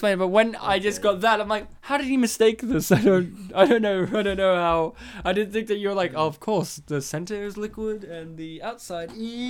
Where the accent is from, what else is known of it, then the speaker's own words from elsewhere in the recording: New South Wales, Australia; now in Victoria, Australia; I am from New South Wales.